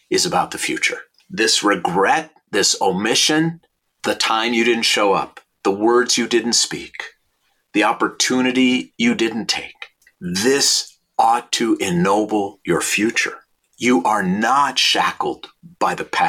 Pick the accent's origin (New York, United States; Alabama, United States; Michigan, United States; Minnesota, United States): Minnesota, United States; St. Louis Park; now in Los Angeles, United States; I was born in 1960 in St. Louis Park, Minnesota, and went to Aquila Elementary School